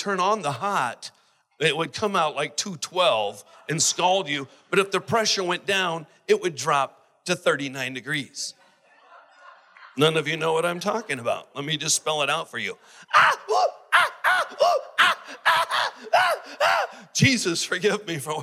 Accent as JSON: {"language": "English", "country": "United States", "said": "I'm American"}